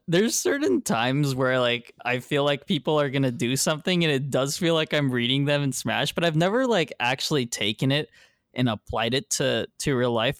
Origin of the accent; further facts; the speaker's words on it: Texas, United States; I am from Texas